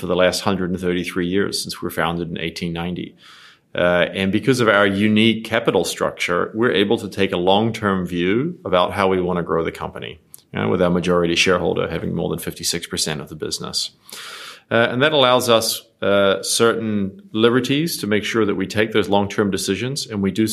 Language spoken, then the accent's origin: English; New Zealand; moved away as an adult; also born or lived in Australia / New York / Dubai; I grew up in New Zealand, so I'm a Kiwi